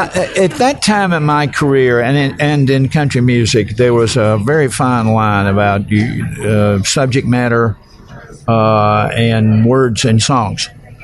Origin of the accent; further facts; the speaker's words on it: the South, United States; Is that Southern? I'm going, yeah, because I am from the South.